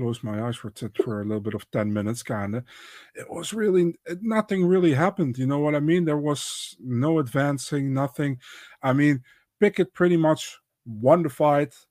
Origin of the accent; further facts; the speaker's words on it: Netherlands; I'm from the Netherlands